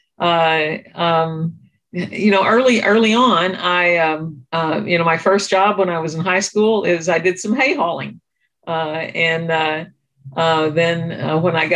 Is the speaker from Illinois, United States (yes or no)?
yes; Hardin County, Southern Illinois, United States; now in St. Louis, United States; I'm from rural Southern Illinois. I grew up in Hardin County, which is on the southeast tip of the state.